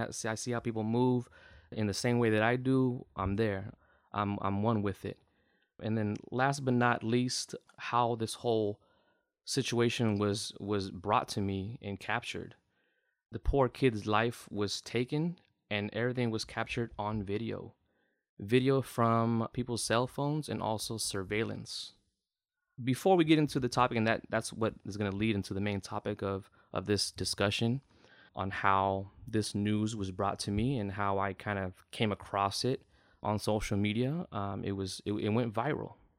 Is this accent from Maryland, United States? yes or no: no; the Bay Area, California, United States; I'm I'm from the Bay